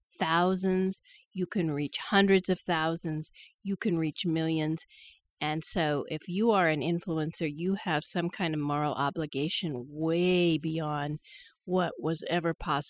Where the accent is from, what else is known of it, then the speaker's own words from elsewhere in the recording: Wyoming, United States; now in Idaho, United States; As you know, I grew up in Wyoming, and I went back there to work, and I had a job in government.